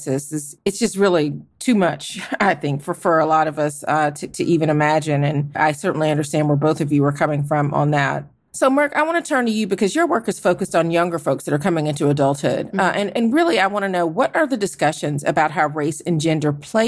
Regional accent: Georgia, United States; in my home state of Georgia

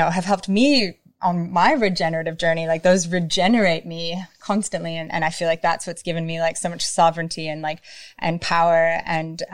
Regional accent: Minnesota, United States; I grew up in Minnesota, which is a state at the very top near Canada

